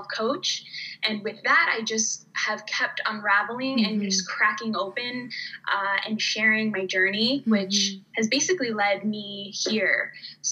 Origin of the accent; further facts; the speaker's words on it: Canada; moved away as an adult; also born or lived in United States / Riga, Latvia / Germany / Finland; now in Denmark; I grew up in Canada and I went to school in Canada